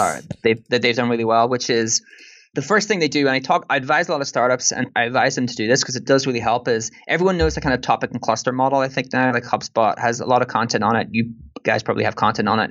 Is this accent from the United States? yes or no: no; Ireland; accent: Irish; more my Irish accent